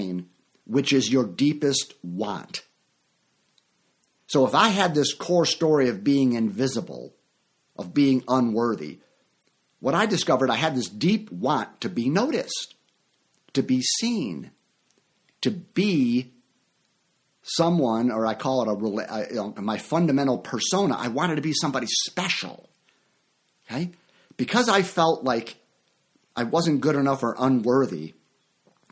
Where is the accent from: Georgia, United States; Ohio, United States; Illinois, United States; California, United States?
Illinois, United States; Chicago; moved away; also born or lived in Orlando, Florida; my hometown of Chicago